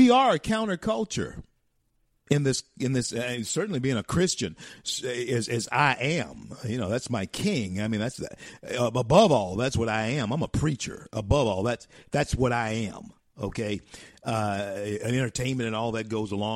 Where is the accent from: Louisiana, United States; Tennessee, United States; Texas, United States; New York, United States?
Louisiana, United States; Shreveport; Word of God Ministries, Shreveport, Louisiana, my hometown.